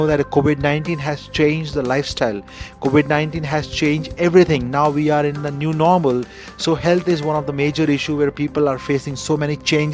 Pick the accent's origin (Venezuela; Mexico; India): India; I'm Indian